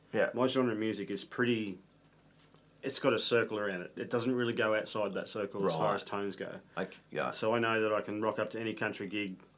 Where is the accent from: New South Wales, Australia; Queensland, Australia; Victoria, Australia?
Queensland, Australia; Charters Towers; I grew up in Charters Tower, so it wasn't a lot of music